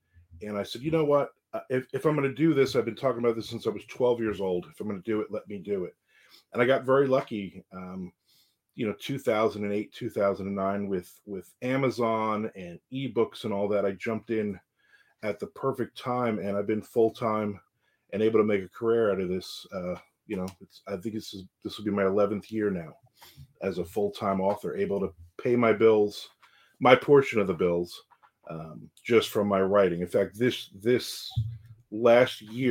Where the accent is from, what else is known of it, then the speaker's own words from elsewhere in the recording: New Jersey, United States; moved away as an adult; now in Jacksonville, Florida, United States; I was born and raised in New Jersey. I came down here in 2001